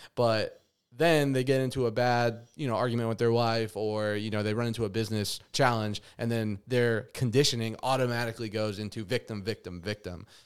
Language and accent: English; Las Vegas, Nevada, United States; moved away as an adult; having to move away from my hometown in Las Vegas